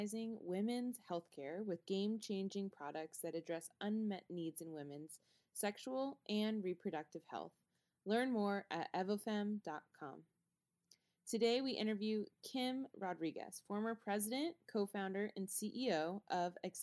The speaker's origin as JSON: {"language": "English", "town": "Houston", "region": "Texas", "country": "United States", "moved": "as an adult", "lives_now": "Raleigh, United States", "said": "I'm from Houston"}